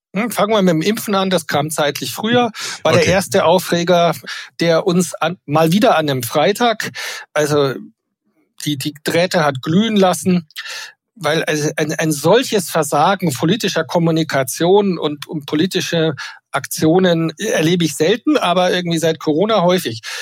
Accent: Bavaria, Germany; Ich bin Bayer.

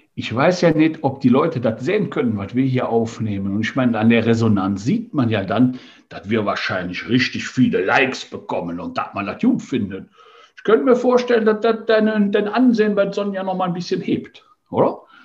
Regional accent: Rhineland, Germany; bei uns im Rheinland

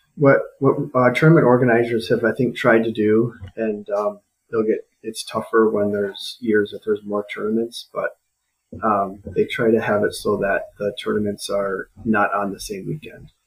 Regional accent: Rockford, Illinois, United States; now in Eau Claire, United States; Rockford, Illinois, which was my which is my hometown

